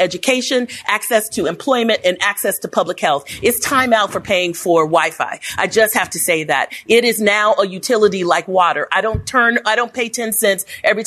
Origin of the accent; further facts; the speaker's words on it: Los Angeles, California, United States; also born or lived in New York; now in Chicago, United States; I am a native of Los Angeles.